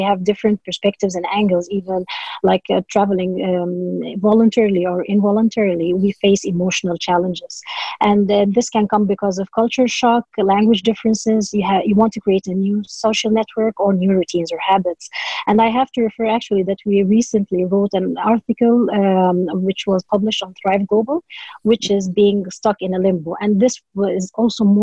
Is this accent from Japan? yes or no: no; Dubai, United Arab Emirates; moved away as an adult; now in Norway; I was born in Dubai, in the United Arab Emirates, and I have Egyptian roots.